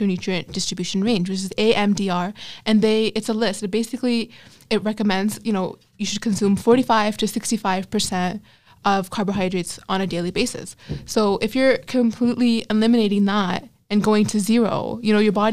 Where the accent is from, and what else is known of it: Pakistan